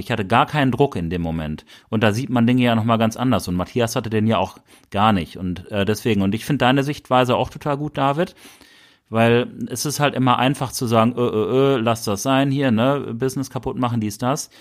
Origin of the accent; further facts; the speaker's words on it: Bielefeld, North Rhine-Westphalia, Germany; wir kommen aus Bielefeld.